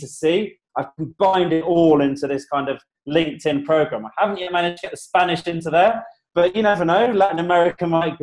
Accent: United Kingdom; moved away as an adult; now in Colombia; I'm British

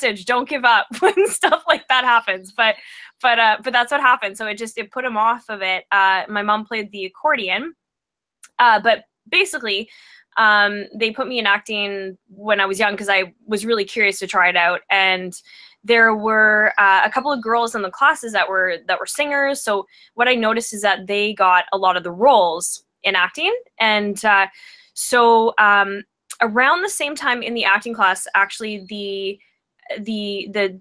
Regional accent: Vancouver, British Columbia, Canada; I'm from Vancouver, British Columbia, and I am a singer-songwriter.

